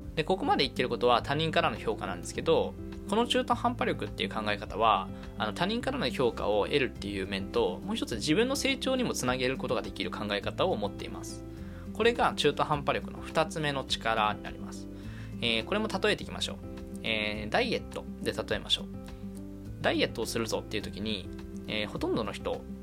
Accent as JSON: {"language": "Japanese", "region": "Kanagawa", "country": "Japan", "tie": "born or raised there", "moved": "yes", "lives_now": "Tokyo, Japan", "said": "神奈川県生まれ、東京在住の20、二十五歳"}